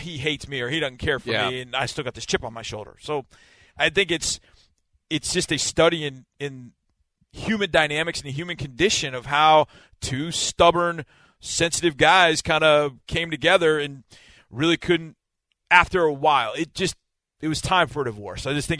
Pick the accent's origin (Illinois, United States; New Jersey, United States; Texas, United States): Texas, United States; Houston; I remember going through two-day practices here in growing up in Houston